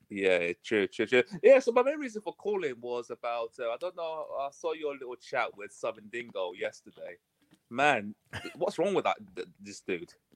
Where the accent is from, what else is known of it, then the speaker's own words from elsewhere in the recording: United Kingdom; accent: UK; You can probably tell from my accent I'm coming from the U K, so it's about eight o'clock in the morning here